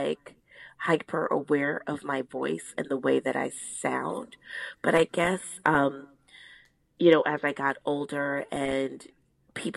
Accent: New York City, New York, United States; I am from the Northeast Bronx

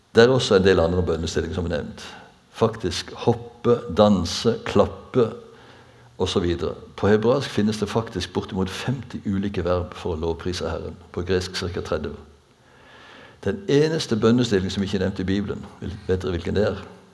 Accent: Bjerkreim, Rogaland, Norway; da jeg vokste opp på bedehuset hjemme i Bjerkrem

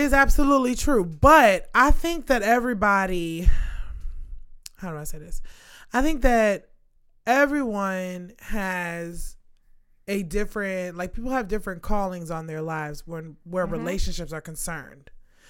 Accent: New York, United States; I'm from New York

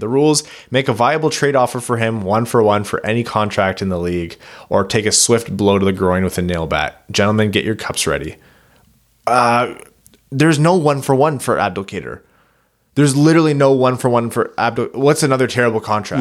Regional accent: Windsor, Ontario, Canada; now in Kitchener-Waterloo, Canada; I was born in Windsor

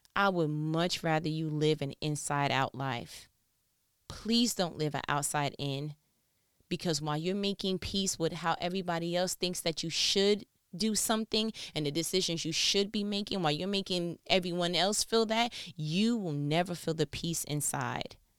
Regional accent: New York, United States; I'm from New York

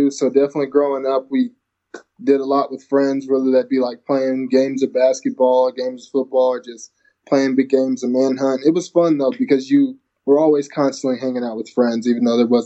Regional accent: Lawton, Oklahoma, United States; also born or lived in Georgia / Alaska; I was born in Georgia, and I lived there for two years. Then we moved to Alaska and then until I was in the third grade, and I finished up in Lawton, Oklahoma.

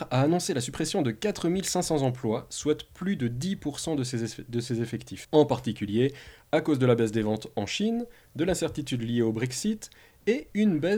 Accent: Switzerland; un petit peu par chez nous en Suisse

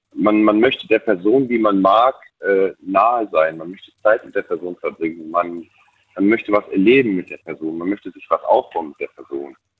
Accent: Bautzen, Saxony, Germany; moved away; ich bin gebürtig, komme ich aus dem Osten, ähm, aus der tiefsten DDR

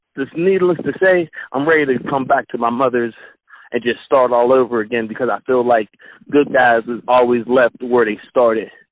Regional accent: Pittsburgh, Pennsylvania, United States; I'm from Pittsburgh.

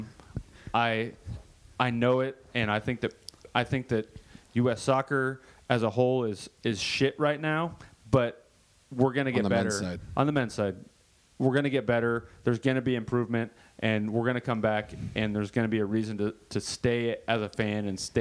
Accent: Kansas City, United States; I'm from Kansas City

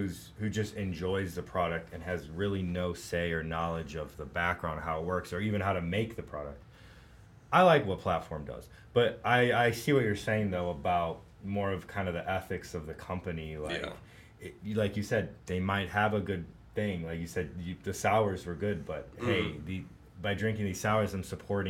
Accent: England, United Kingdom; Yeah. Yeah. I'm English. What can I say?

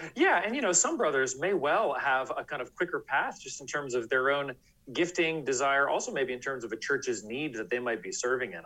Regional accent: San Francisco Bay Area, California, United States; now in Washington, D.C., United States; I grew up in the San Francisco Bay Area in California.

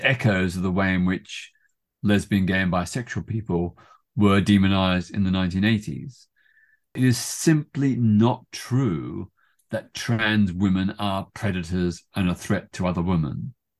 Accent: Melbourne, Victoria, Australia; also born or lived in Britain; now in United Kingdom; in my hometown of Melbourne, Australia.

